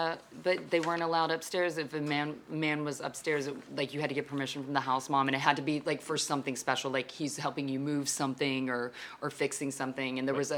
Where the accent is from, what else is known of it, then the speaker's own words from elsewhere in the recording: Fort Worth, Texas, United States; Like I came from Texas. I lived in Fort Worth, where TCU is, where basically it's like 75% Greek.